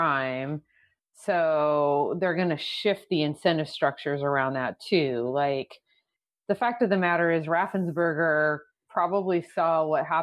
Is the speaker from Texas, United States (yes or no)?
yes; Texas, United States; now in Philadelphia, United States; I am from Texas. I live in Pennsylvania right now.